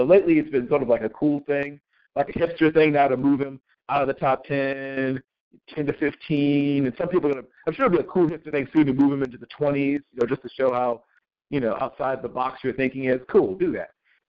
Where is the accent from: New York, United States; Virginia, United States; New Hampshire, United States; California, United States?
Virginia, United States; Virginia Beach; I'm from that part of the country. I grew up in Virginia mm-hmm. Beach and off of Virginia.